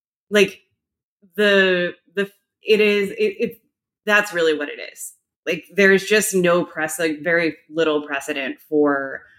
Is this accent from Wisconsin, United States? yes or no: yes; Wisconsin, United States; moved away; my home state, Wisconsin